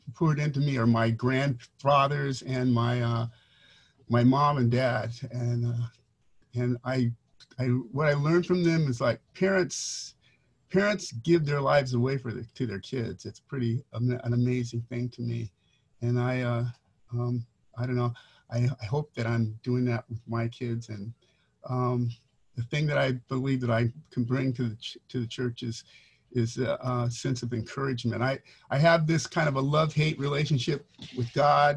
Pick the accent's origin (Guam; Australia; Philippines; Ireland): Guam; also born or lived in Mount Clemens, Michigan / Saipan / Hawaii; now in Los Angeles, United States; moved to Guam when I was 4. So I was raised in Guam and Saipan.